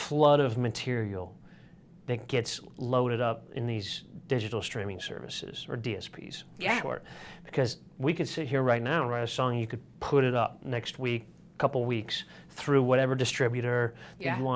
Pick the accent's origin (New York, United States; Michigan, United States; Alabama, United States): Michigan, United States; Sparta; moved away; growing up in Sparta